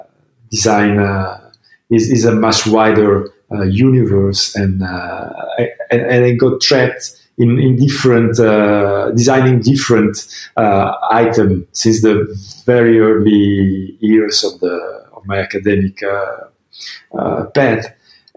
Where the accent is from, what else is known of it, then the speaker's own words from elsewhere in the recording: Milan, Lombardy, Italy; I was born in Milan. In the north of Italy, almost 46 years ago